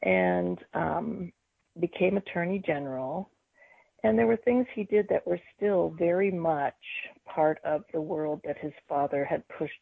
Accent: Mississippi, United States; I'm from there as well. My parents are from Mississippi

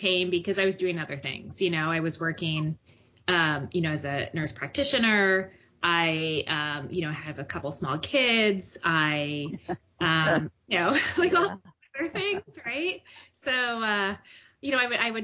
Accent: Mendham, New Jersey, United States; now in Boston, United States; my hometown in New Jersey, Mendham, New Jersey

